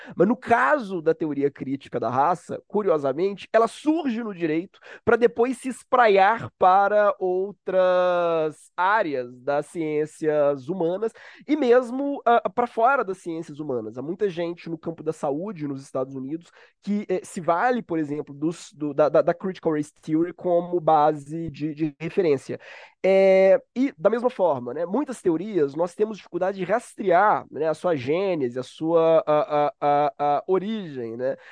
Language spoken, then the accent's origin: Portuguese; Minas Gerais, Brazil; now in Rio de Janeiro, Brazil; Sou mineiro, então já peço perdão se eu comer palavras ou falar muito rápido